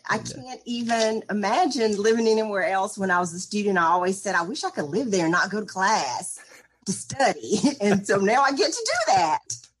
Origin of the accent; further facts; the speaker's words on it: Kennedy, Alabama, United States; moved away as an adult; now in Auburn, United States; I am from Kennedy, Alabama, which is a little small town of about 500 people in West Alabama. It's close to Tuscaloosa and Columbus, Mississippi.